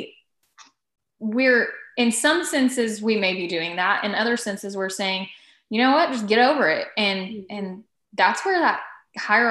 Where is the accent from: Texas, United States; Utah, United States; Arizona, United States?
Texas, United States; I am in Texas because once you live in Texas and you're born and raised in Texas, you really have no reason to leave. So I didn't.